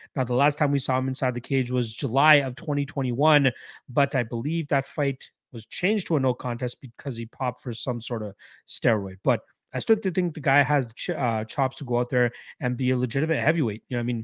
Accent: Canada; as a Canadian

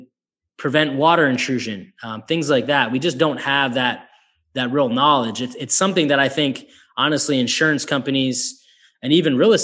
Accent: Northeast, United States; I'm from the Northeast

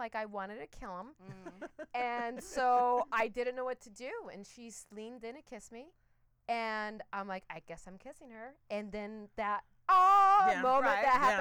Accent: Orange County, California, United States; born or raised there

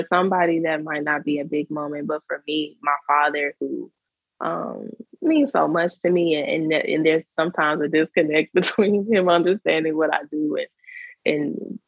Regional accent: Mississippi, United States; I'm from Mississippi, so, you know, we were Southern.

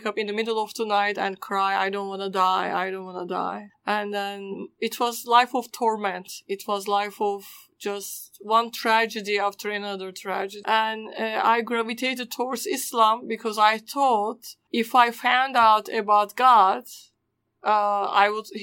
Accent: Istanbul, Turkey; first language Turkish; English is a second language; moved away; I was born in Istanbul, Turkey. I grew up in a Muslim home

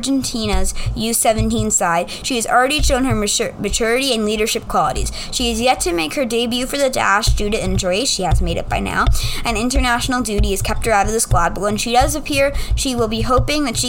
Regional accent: United States; I'm American

